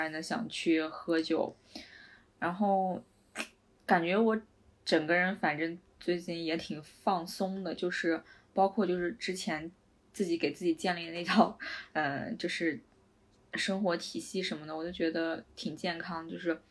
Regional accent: China; now in Vienna, Austria; 我是中国人

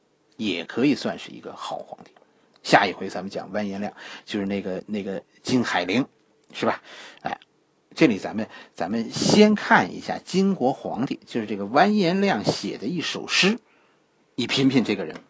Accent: China; 我们中国人啊

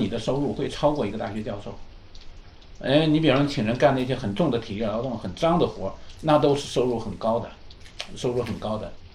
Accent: China; moved away as an adult; now in United States; 我们这一代很明显是中国人哈，我们在中国长大

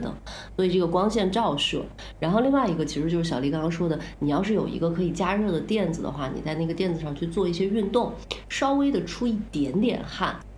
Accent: northern China, China; moved away as an adult; also born or lived in Jiangxi; now in Chiang Mai, Thailand; 我是在北方长大，去南方读大学，第一个冬天在江西过

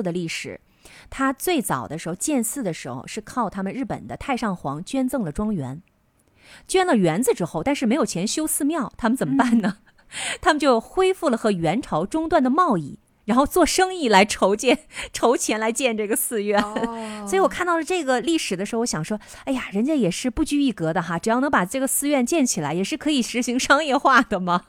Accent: China; 我们中国人吃到的这个腐竹皮

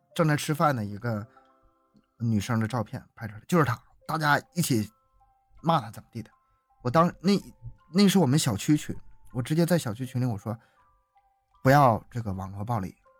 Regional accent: Harbin, Heilongjiang, China; 我是哈尔滨人，哈尔滨大了

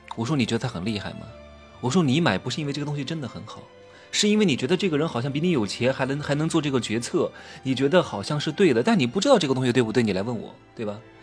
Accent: Wuhu, Anhui, China; moved away; 我回到我老家安徽五虎

